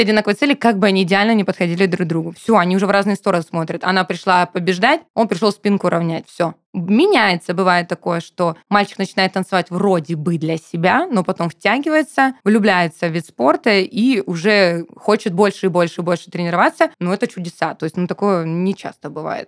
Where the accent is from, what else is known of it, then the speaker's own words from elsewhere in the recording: Rostov-on-Don, Rostov Oblast, Russia; now in Krasnodar, Russia; я же переехала в Краснодар а, танцевать, я вообще ростовчанка